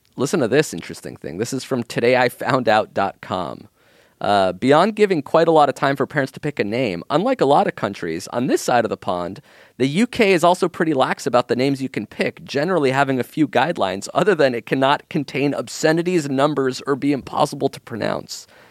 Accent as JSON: {"language": "English", "country": "Israel", "tie": "born or raised there", "moved": "yes", "said": "I was born in Israel, so my birth certificate is just how to spell my name in Hebrew"}